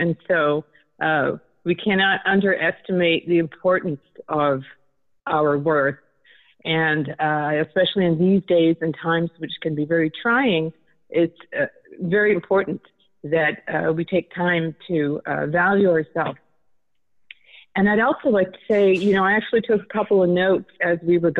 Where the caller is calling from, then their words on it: California, United States; I'm calling from California.